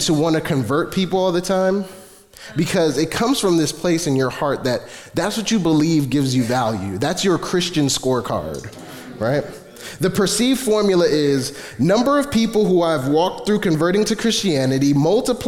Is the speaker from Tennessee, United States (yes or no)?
no; New York City, New York, United States; I'm from Flatbush